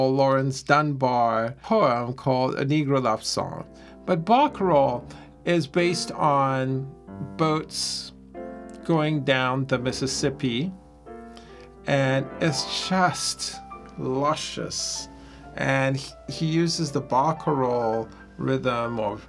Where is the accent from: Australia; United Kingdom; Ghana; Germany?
Ghana; moved away; also born or lived in United States; When I was growing up in Ghana